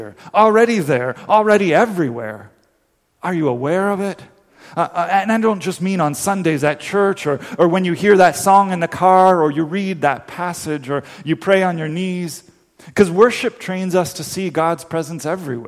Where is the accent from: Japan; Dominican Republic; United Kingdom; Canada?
Dominican Republic; moved away; it's a song I grew up singing in the Dominican Republic